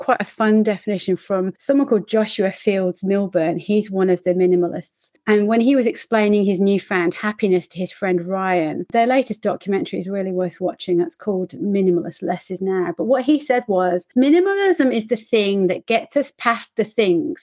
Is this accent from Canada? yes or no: no; Coventry, West Midlands, United Kingdom; moved away as an adult; also born or lived in Norwich, United Kingdom; now in Melbourne, Australia; I'm from Coventry in the UK.